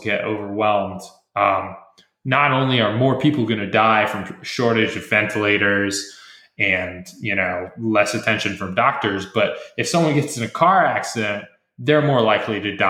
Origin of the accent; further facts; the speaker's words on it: United States; as an American